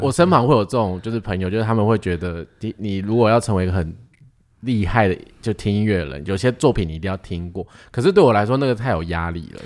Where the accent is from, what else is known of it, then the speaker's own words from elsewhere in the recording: Taiwan; 我们是台湾人